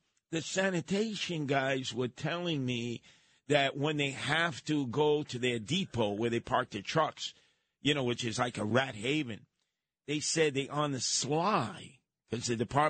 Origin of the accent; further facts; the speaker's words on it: New York City, New York, United States; also born or lived in Bronx, New York; I grew up on Park Avenue in Brooklyn. I spent time on Park Avenue in the Bronx.